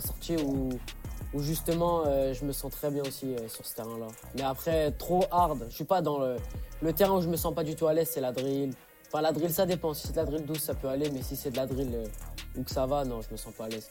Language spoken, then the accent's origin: French; Centre-Val de Loire, France; je suis du Loiret